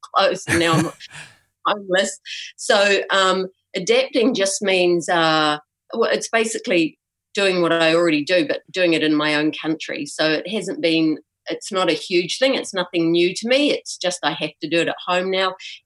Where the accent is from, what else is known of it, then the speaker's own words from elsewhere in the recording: New Zealand; now in Egypt; I'm a Kiwi and I came home after not being here for 3 years and I got stuck here